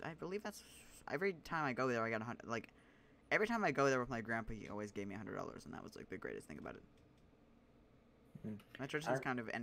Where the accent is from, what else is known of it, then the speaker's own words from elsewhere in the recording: Canada; I'm Canadian